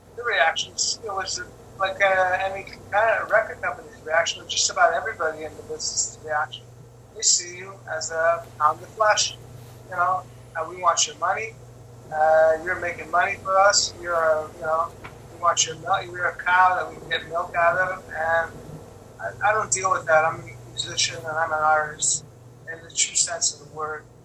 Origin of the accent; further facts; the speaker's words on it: Quebec, Canada; also born or lived in Los Angeles; my hometown or my home country or my, even my own my own uh, province, which is Quebec